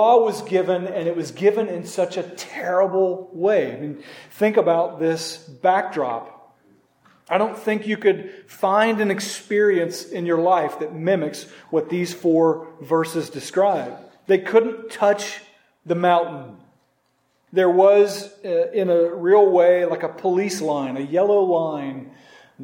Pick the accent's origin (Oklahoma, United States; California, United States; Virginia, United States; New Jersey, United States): Oklahoma, United States; Norman; my hometown in Norman, Oklahoma